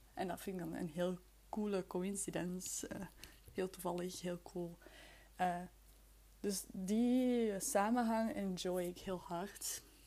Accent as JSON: {"language": "Dutch", "area": "near Leuven, Flemish Brabant", "region": "Flanders", "country": "Belgium", "also_born_or_lived": "Brussels", "said": "Ik ben van Vlaams-Brabant. Ik ben uit de buurt van Leuven. Allee, in de buurt, uit de buurt van Leuven. Maar ik ben wel geboren in Brussel."}